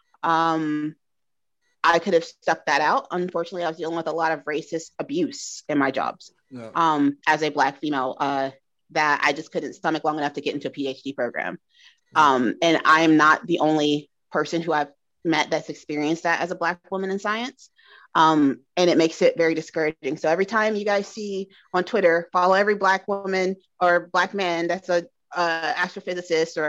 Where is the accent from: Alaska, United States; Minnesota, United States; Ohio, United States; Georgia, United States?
Georgia, United States; also born or lived in Indiana; I grew up with in Georgia